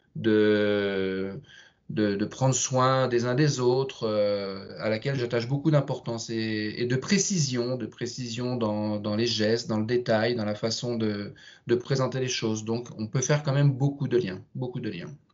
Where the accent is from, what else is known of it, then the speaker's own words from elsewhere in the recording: Sens, Bourgogne-Franche-Comté, France; moved away as an adult; also born or lived in England / Russia / Switzerland; je suis originaire de Sens, une jolie ville dans le nord de la Bourgogne.